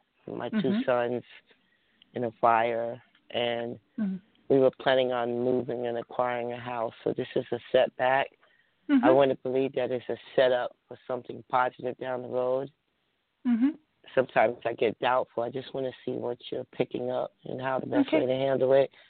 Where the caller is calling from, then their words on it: New Jersey, United States; We're calling from New Jersey.